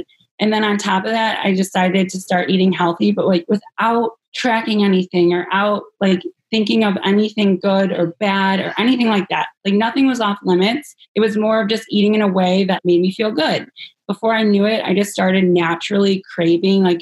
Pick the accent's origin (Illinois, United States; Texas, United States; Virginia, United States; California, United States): Illinois, United States; Chicago; I'm from Chicago, Illinois. I'm from like suburbs, so about 15 minutes outside the city. Grew up here